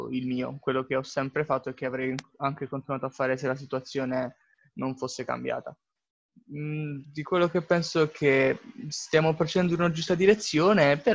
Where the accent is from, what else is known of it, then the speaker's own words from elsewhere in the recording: Bari, Apulia, Italy; Beh, sono di Bari